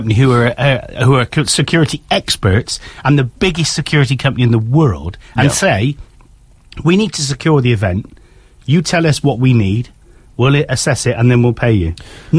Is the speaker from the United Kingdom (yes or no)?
yes; United Kingdom; It's all, you know, it's what we do, isn't it? We're British.